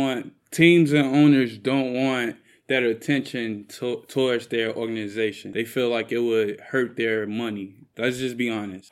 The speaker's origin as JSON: {"language": "English", "town": "Chicago", "region": "Illinois", "country": "United States", "said": "I'm from Chicago"}